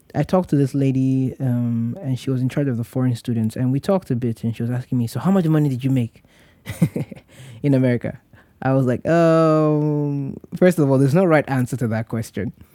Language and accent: English; Nigeria; moved away; as a Nigerian who was trying to serve his country